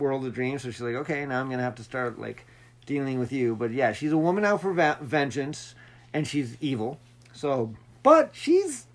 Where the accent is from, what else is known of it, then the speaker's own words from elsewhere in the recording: Utah, United States; I'm from Utah.